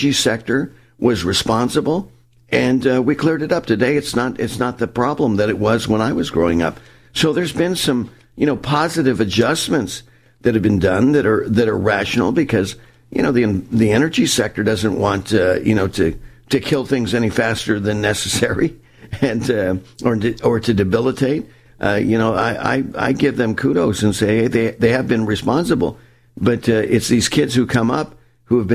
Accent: Southern California, United States; growing up in Southern California, and I grew up, on the coast.

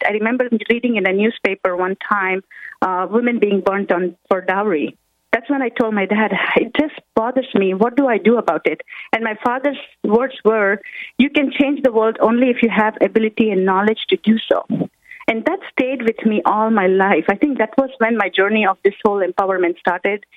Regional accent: India; moved away as an adult; now in United States; I come from India and I moved to United States when I was 21. So growing up in India

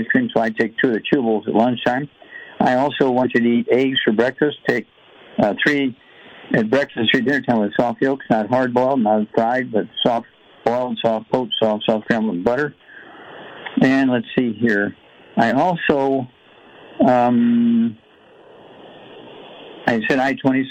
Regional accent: Missouri, United States; Missouri, my home state

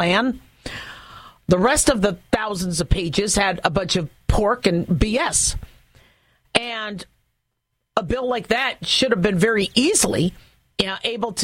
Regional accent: United States; as an American

